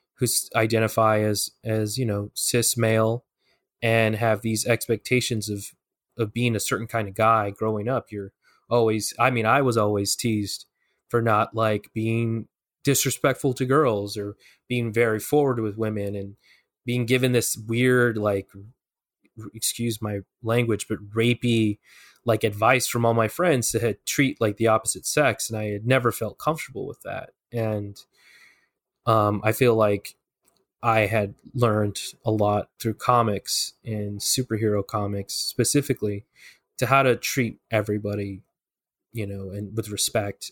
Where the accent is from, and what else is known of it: Tucson, Arizona, United States; born or raised there; moved away